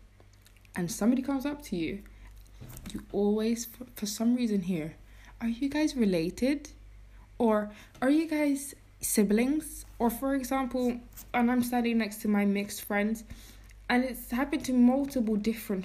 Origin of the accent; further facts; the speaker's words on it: England, United Kingdom; now in Iceland; I grew up in England